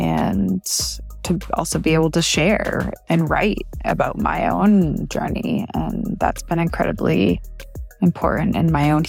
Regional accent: Portland, Maine, United States; I'm from Portland, Maine.

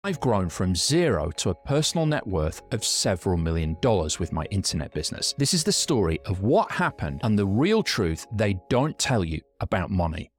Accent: Yorkshire and the Humber, United Kingdom; We're from Yorkshire in England

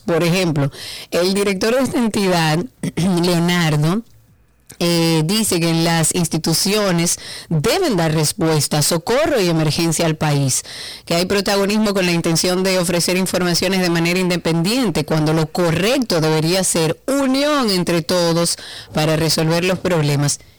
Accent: Dominican Republic; somos todos dominicanos

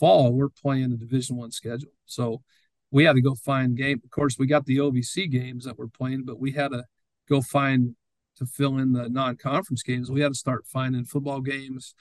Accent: Greeley, Colorado, United States; moved away as an adult; also born or lived in Nashville; now in St. Charles, United States; Growing up in Greeley, Colorado

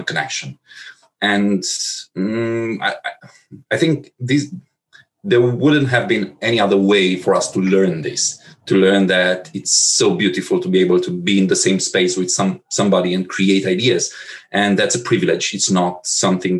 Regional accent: Transylvania, Romania; moved away as an adult; also born or lived in Bucharest / Warsaw / Moscow / Berlin; I'm not originally from Bucharest. I'm from Transylvania, and there was no major agency in the whole region.

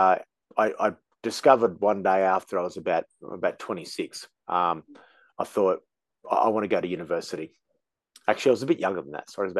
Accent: Australia; Being Australian

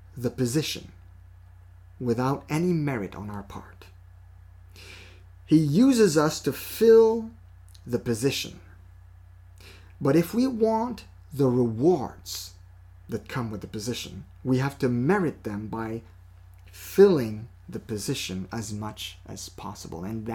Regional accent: Quebec, Canada; accent: French; our native province of Quebec

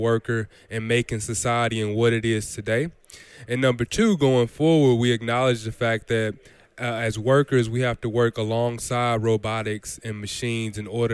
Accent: St. Louis, Missouri, United States; growing up in the Midwest and sort of St. Louis

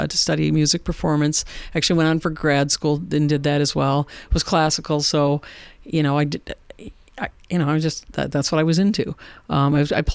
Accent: Warsaw, New York, United States; I grew up in Warsaw, New York, and that's where I live now.

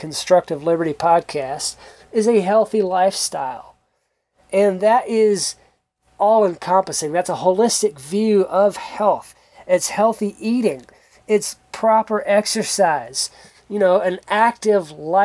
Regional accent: South Georgia, United States; moved away as an adult; also born or lived in South Central Kentucky; now in Kentucky, United States; I grew up in South Georgia, close to the coast

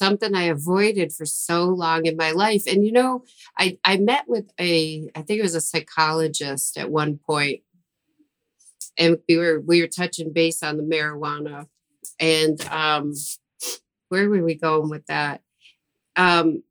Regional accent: Buffalo, New York, United States; I'm from Buffalo

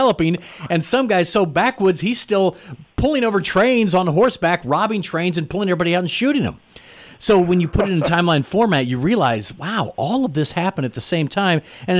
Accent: Jefferson City, Missouri, United States; Family's still down in Iberia, you know, so deep woods there. But so I grew up in the Jefferson City area, but I never knew the history of Jefferson City.

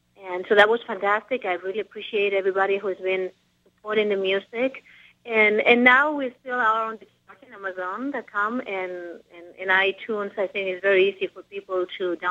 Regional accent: Barcelona, Catalonia, Spain; also born or lived in New York; I'm originally from Barcelona

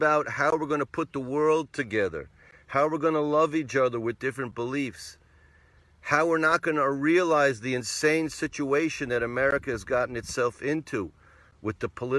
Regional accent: New England, United States; where I grew up in New England, which was New England?

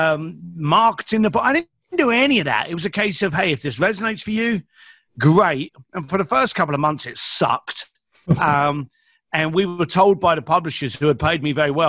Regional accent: London, United Kingdom; I'm an East London boy

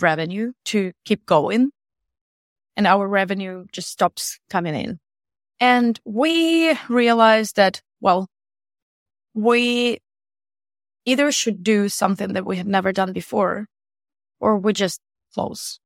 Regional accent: Eastern Ukraine, Ukraine; so we're all coming from Ukraine, specifically from the east of Ukraine

